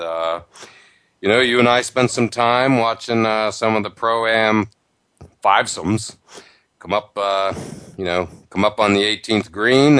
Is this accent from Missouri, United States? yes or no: no; near Penn State, Pennsylvania, United States; I grew up near Penn State.